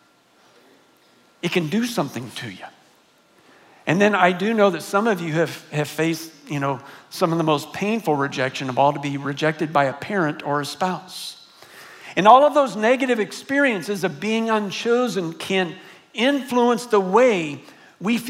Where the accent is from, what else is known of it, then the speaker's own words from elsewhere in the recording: San Antonio, Texas, United States; I grew up here in San Antonio. I'm a graduate of John Marshall High School